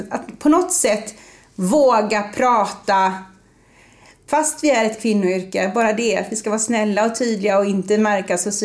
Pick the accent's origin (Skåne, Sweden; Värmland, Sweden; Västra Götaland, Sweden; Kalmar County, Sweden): Västra Götaland, Sweden; Gothenburg; Och ibland säger jag, hörs inte det att jag är från Göteborg? För det brukar folk säga att det hörs.